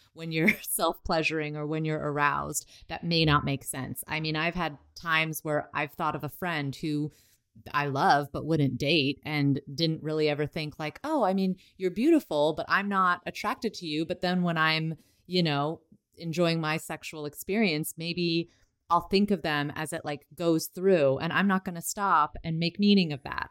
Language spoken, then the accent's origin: English; United States; I grew up in America where my only family was my mom, my dad, and my sister.